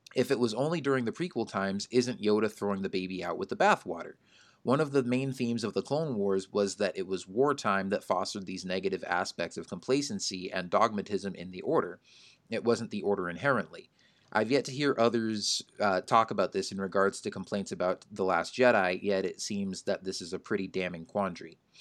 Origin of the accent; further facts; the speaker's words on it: Phoenix, Arizona, United States; I'm from Phoenix, too.